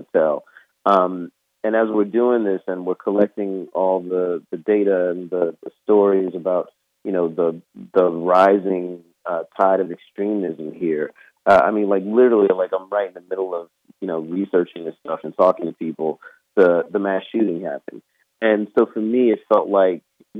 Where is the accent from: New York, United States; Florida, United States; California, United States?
Florida, United States; Orange Park; also born or lived in Jacksonville, Florida; growing up in Clay County in Orange Park